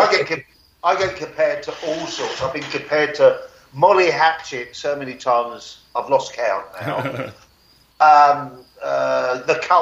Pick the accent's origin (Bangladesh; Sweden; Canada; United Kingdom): United Kingdom; accent: British; my British accent sounds the same as my American accent.